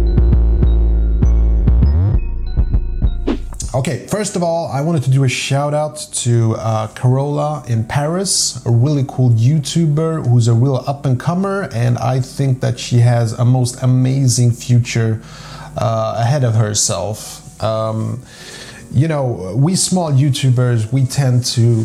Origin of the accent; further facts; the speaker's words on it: Sweden; also born or lived in Poland; I grew up in a very segregated suburb, okay, where like 90%, you know, I'm from Sweden